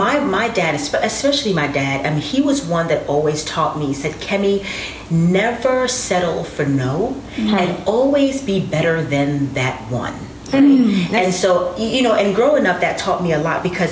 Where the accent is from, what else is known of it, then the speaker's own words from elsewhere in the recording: New York City, New York, United States; I was born and raised in Brooklyn, New York